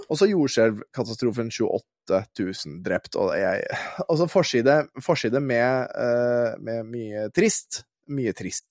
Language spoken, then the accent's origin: Norwegian; Våler, Østfold, Norway; jeg kommer fra Våler i Østfold. Eh, og Våler i Østfold, når jeg var ung gutt, eh, der var det jo flere asylmottak